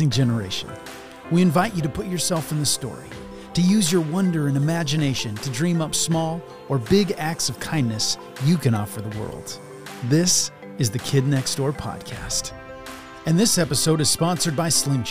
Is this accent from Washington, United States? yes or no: yes; Spokane, Washington, United States; I'm from Spokane